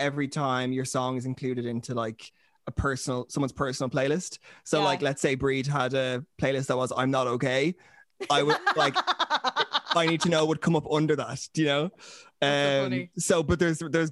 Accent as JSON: {"language": "English", "town": "Dublin", "region": "Leinster", "country": "Ireland", "said": "I'm from Dublin"}